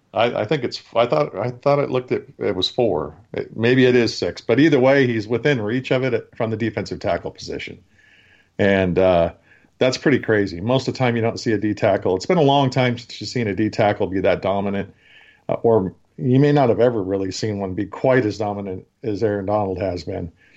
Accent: Oregon, United States; I'm from Oregon. I'm a University of Oregon guy.

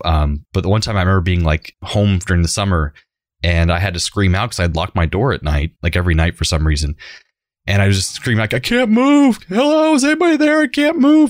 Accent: Central Florida, United States; born or raised there

